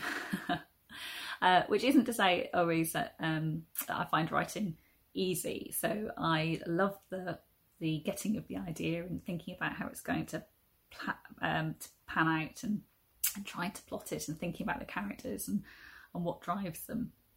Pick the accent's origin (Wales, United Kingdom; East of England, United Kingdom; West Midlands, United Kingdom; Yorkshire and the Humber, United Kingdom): Wales, United Kingdom; South; also born or lived in Lewisham, London; now in London, United Kingdom; I'm originally from South Wales and uh, it was in South Wales I first tried to write my very first book uh, aged about four, I think, with the help of my primary school teacher